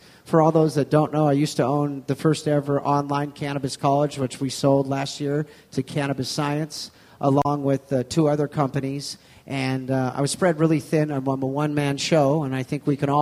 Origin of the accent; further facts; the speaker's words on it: Aleutian Islands, Alaska, United States; I grew up in the Aleutian Islands. My family owned fishing boats and canneries